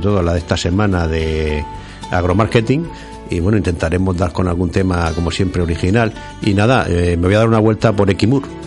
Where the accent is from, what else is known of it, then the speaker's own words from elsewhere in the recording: Region of Murcia, Spain; me, enorgullece como murciano